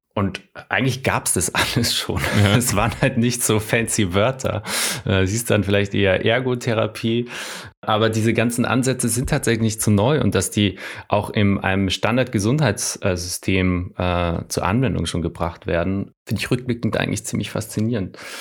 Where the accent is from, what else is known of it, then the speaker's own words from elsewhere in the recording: Salzburg, Austria; ich komme ja aus Österreich, aus Salzburg